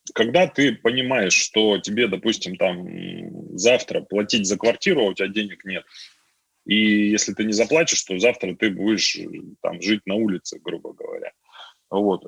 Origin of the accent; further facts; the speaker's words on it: a village in Altai Krai, Russia; moved away as an adult; also born or lived in Tomsk; я сам родился в деревне в Алтайском крае